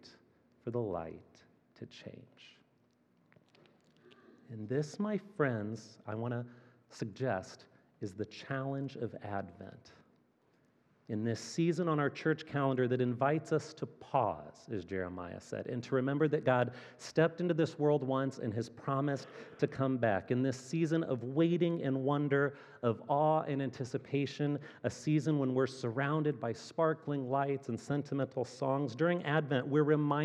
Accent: Fort Wayne, Indiana, United States; moved away as an adult; also born or lived in Chicago; now in Kansas City, United States; Fort Wayne, Indiana, which is my hometown

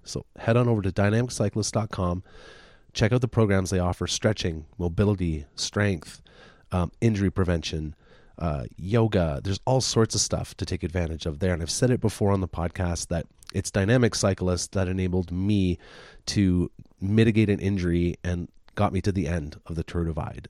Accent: Deep River, Ontario, Canada; moved away; my hometown, little tiny Deep River, Ontario, where I grew up

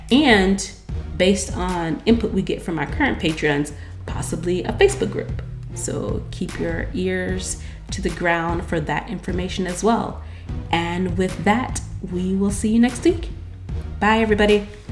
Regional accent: United States; I'm American

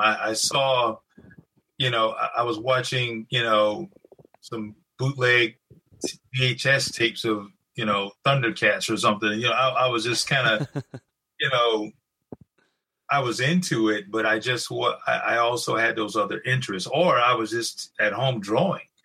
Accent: Greeleyville, South Carolina, United States; I grew up in a small town in South Carolina, very rural area. Um, it's close to Charleston

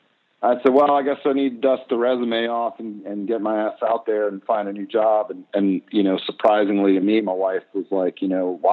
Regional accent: Mississippi Gulf Coast, United States; moved away as an adult; now in Minneapolis, United States; I'm originally from Mississippi and on the Gulf Coast, and I got accepted to the architecture school here in Minneapolis, Minnesota

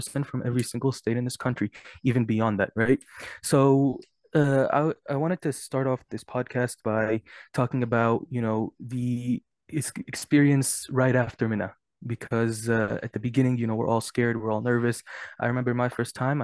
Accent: Lexington, Kentucky, United States; I am also from Lexington, Kentucky

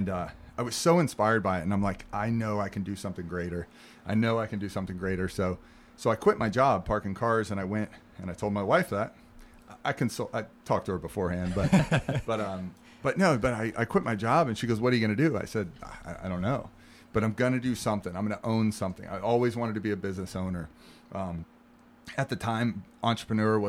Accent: St. Petersburg, Florida, United States; I'm born and raised in St. Pete. You know, I'm a local guy

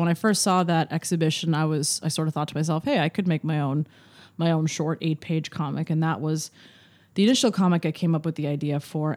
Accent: Larchmont, New York, United States; moved away; I am from Larchmont, New York, which is a small town outside of New York City

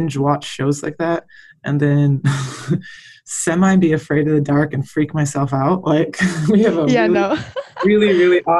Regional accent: Michigan, United States; moved away as an adult; also born or lived in Texas; I grew up in Michigan and went and played at Texas A&M

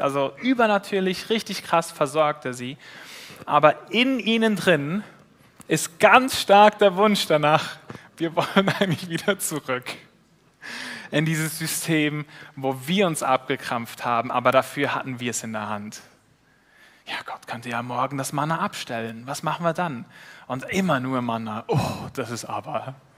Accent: Switzerland; als Schweizer

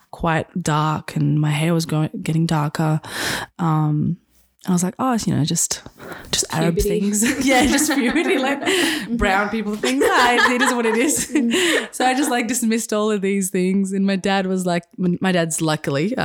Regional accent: Colac, Victoria, Australia; now in Melbourne, Australia; my hometown, Colac.

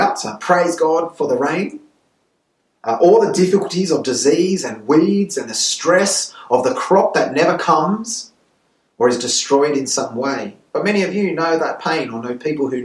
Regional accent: Sydney, New South Wales, Australia; now in Santiago, Chile; I was born in Sydney

